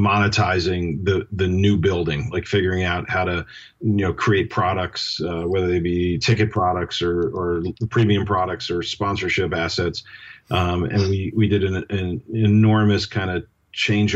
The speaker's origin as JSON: {"language": "English", "region": "New York", "country": "United States", "tie": "born or raised there", "said": "I grew up in New York and grew up idolizing the Knicks and Rangers"}